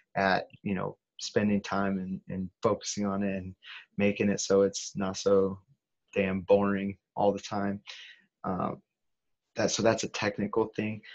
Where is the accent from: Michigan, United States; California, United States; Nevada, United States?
California, United States; I'm being from California